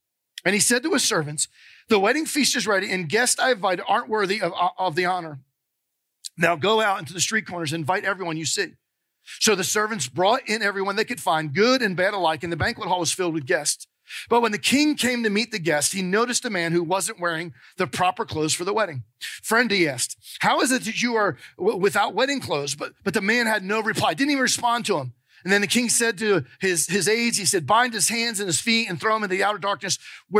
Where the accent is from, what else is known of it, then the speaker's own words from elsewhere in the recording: New Jersey, United States; now in Georgia, United States; called New Jersey. We talk different up there. But after 30-something years, I've kind of lost some of my accent. But we moved down here in 1988 to help start and plant a church.